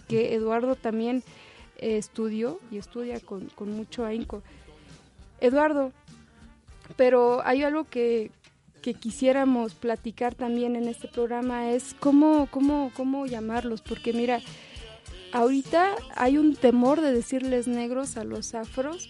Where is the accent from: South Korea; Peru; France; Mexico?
Mexico; Zumpango, State of Mexico; en mi pueblo, un estado, en el estado de México, un pueblo que se llama Zumpango